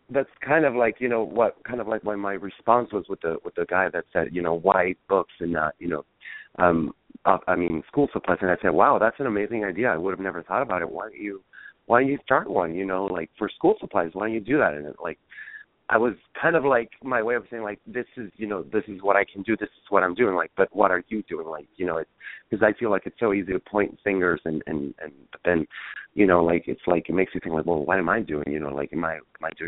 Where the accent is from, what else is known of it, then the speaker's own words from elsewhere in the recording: San Diego, California, United States; born there; I was born here in San Diego, but raised in Chijes.